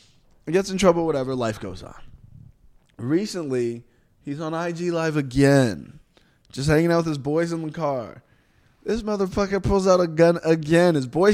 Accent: Texas, United States; Bitch, I'm from Texas. Yeah, you don't start shit out here.

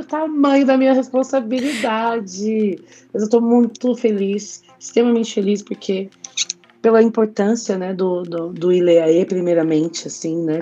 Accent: Jacareí, São Paulo, Brazil; moved away as an adult; Quando eu saí da minha cidade, aliás, né? Saí de Jacareí e fui morar em São Paulo.

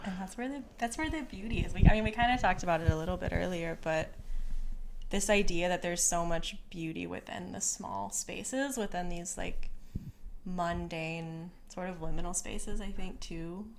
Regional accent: Conway, Missouri, United States; I grew up in a town called Conway, Missouri

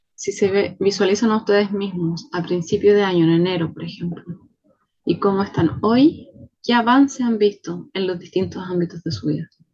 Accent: Chile; Soy chilena

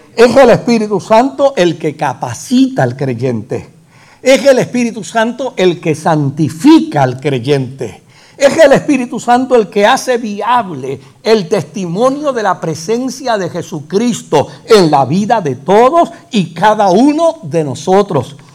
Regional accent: Puerto Rico; El jíbaro nuestro

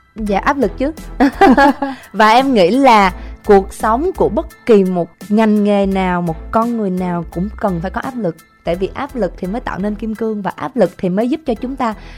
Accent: Kien Giang, Vietnam; Chị cũng là quê Kiên Giang nè. Quê nội quê ngoại của chị là ở Kiên Giang đó

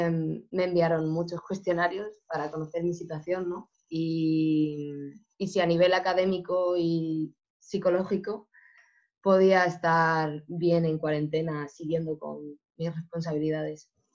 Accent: Spain; moved away as an adult; now in Porto, Portugal; mi universidad en España

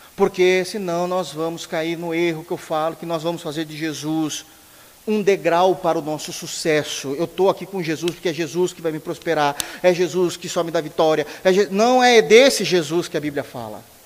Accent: Brazil; somos brasileiros

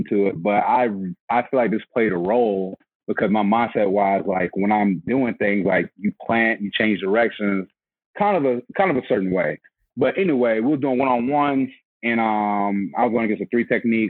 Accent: Atlanta, Georgia, United States; I'm from Atlanta, Georgia

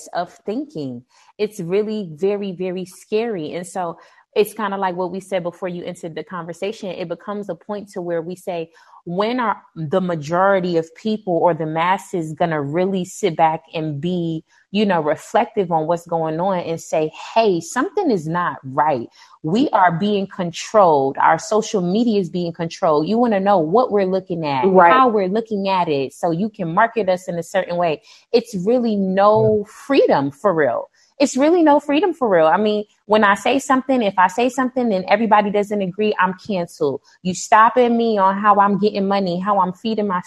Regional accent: New York City, New York, United States; now in Atlanta, United States; I am originally from Brooklyn

